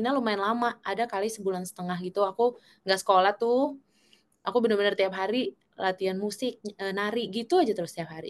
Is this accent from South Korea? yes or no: yes; South Korea; Indonesian is a second language; Jadi kita orang Korea kan terkenal kalau yang kayak gitu serius-serius dan